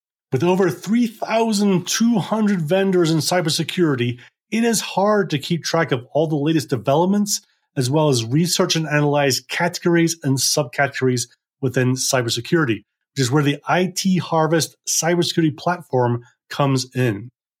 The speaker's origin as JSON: {"language": "English", "town": "Edinburgh", "region": "Scotland", "country": "United Kingdom", "tie": "born or raised there", "also_born_or_lived": "North Berwick", "moved": "as an adult", "lives_now": "London, United Kingdom", "said": "Yeah, I was born in Edinburgh at a hospital that no longer exists. Your team will probably remember it as the Eastern General down in Leith. I grew up, spent a lot of time in North Berwick, just outside Edinburgh, and then most of my teenage years was in Edinburgh."}